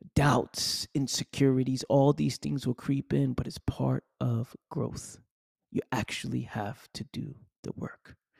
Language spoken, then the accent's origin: English; New York City, New York, United States; Born and raised in the Bronx, New York